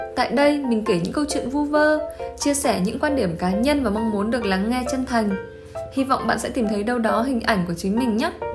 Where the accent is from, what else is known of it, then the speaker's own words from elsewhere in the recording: Quang Binh, Vietnam; moved away; Hồi xưa bác từng ở Quảng Bình một thời gian đấy